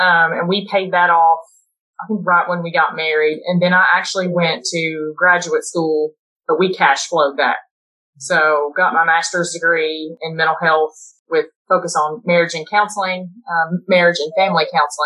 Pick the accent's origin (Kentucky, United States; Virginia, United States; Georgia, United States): Kentucky, United States; Eastern; we're both from Eastern Kentucky